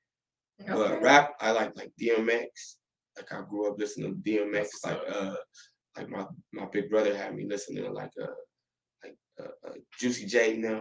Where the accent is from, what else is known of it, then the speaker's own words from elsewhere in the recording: Toledo, Ohio, United States; I'm from Outstate.